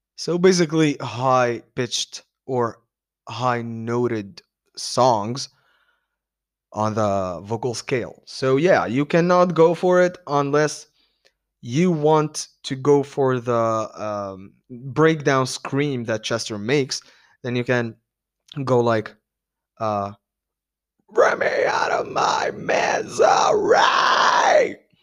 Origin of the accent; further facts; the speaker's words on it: Tunis, Tunis Governorate, Tunisia; I am from Tunis.